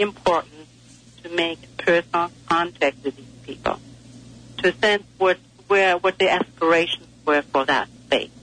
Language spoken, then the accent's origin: English; Germany; moved away; I grew up in Germany and I was living near the fields and the woods